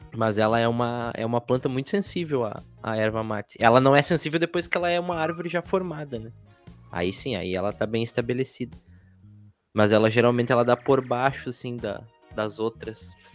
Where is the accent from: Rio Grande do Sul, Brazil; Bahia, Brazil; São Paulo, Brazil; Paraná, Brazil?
Rio Grande do Sul, Brazil; sou gaúcho de nascença